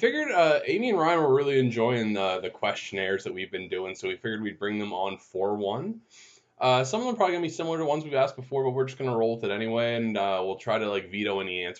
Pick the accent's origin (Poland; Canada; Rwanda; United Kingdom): Canada; Windsor, Ontario; I grew up in Windsor, Ontario, so right across the bridge from Detroit, back when you didn't need passports to go across.